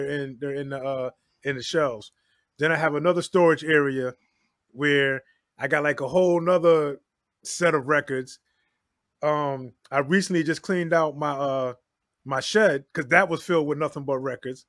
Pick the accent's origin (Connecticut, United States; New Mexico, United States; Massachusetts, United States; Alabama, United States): Connecticut, United States; I'm from Connecticut. So coming up in Connecticut